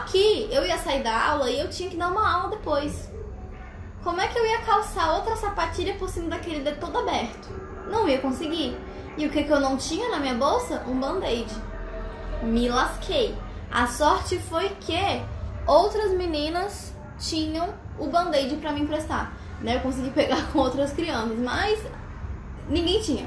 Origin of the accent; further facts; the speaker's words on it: Brasília, Federal District, Brazil; eu sou de uma cidade que parece um deserto. Brasília é um lugar muito, seco, muito seco.